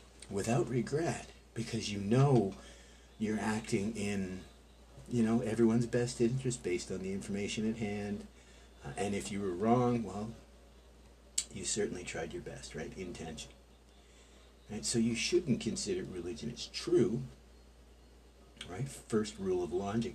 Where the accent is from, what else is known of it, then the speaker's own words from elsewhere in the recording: Canada; as a Canadian